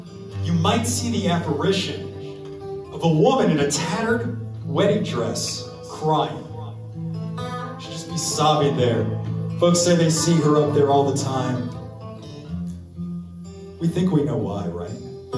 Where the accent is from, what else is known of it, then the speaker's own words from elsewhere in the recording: New Orleans, Louisiana, United States; We're from New Orleans.